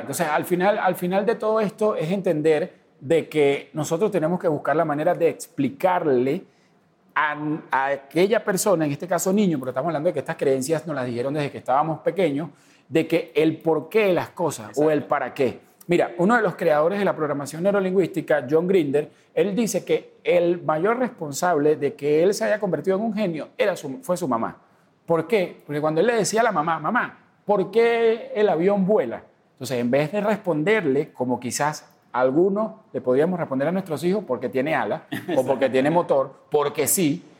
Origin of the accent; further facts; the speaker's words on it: Venezuela; moved away as an adult; yo tengo cuatro años que salí de, de Venezuela